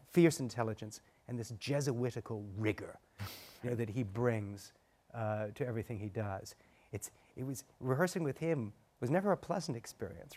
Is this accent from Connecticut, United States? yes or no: yes; New London, Connecticut, United States; I was born in New London